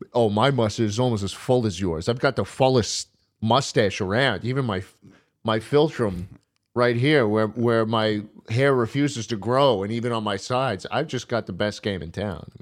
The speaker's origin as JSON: {"language": "English", "region": "New York", "country": "United States", "said": "I'm from New York, man."}